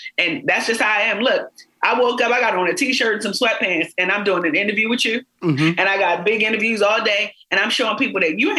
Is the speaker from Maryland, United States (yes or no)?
yes; Baltimore, Maryland, United States; You can literally be the girl from around the way. I'm from East Baltimore, got locks in my head.